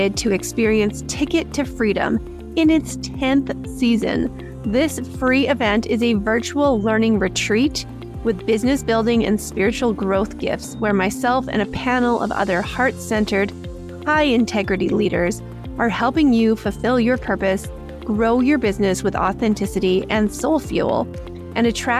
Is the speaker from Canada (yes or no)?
yes; Calgary, Alberta, Canada; my hometown in Calgary